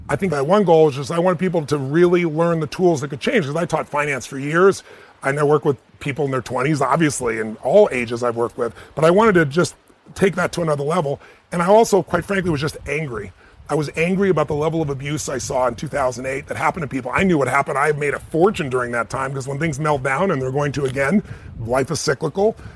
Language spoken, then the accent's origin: English; United States; I'm an American